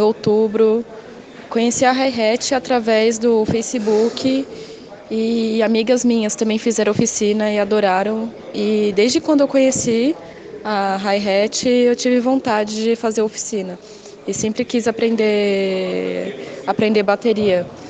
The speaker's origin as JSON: {"language": "Portuguese", "region": "São Paulo", "country": "Brazil", "said": "sou de São Paulo"}